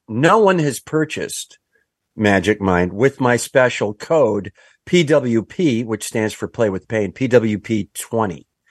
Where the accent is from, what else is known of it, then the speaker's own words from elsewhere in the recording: Kenosha, Wisconsin, United States; I'm from Kenosha, Wisconsin, where they built the American Motors Gremlin